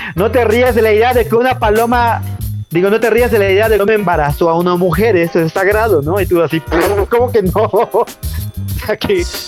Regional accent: Tunkás, Yucatán, Mexico; Yo vengo de un pueblo de Yucatán que se llama Tuncas, que está como a hora y media de Mérida.

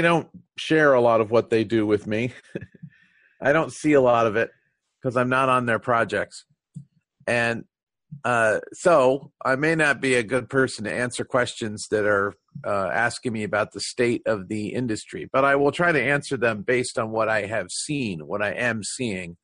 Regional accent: United States; first language English; I'm an American and I approach the testing industry from an American perspective

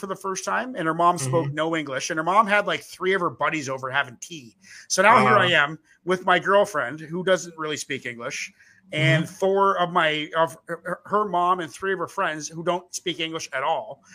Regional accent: East Coast of Canada, Atlantic Canada, Canada; now in West Coast, Canada; I'm from the East Coast. I live on the west coast of Canada

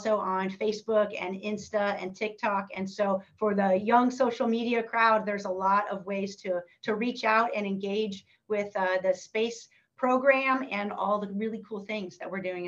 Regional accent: Northern California, United States; growing up in Northern California

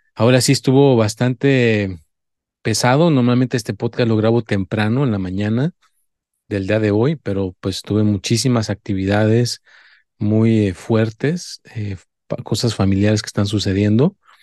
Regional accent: Mexico; yo soy mexicano

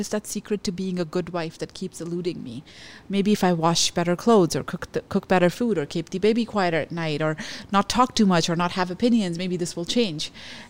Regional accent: Canada; as a Canadian. And this isn't okay. And I do deserve better.

